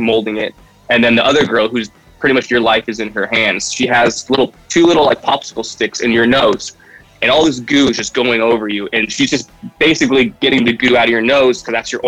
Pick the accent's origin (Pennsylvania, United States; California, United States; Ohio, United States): California, United States; Santa Barbara; I'm from Santa Barbara